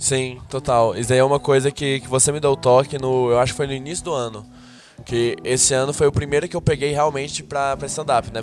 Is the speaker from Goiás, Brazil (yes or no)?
yes; Goiânia, Goiás, Brazil; now in São Paulo, Brazil; eu sou de Goiânia